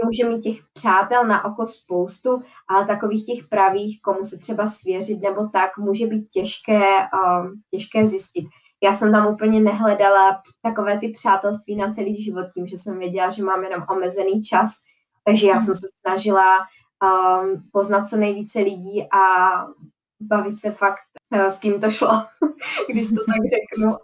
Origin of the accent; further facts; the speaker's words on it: Czechia; já jako jediná Češka